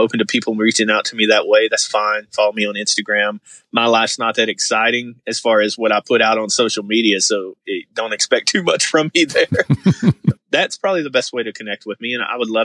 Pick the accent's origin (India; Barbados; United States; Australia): United States; the Bible Belt; growing up in Bible Belt, super deep evangelical world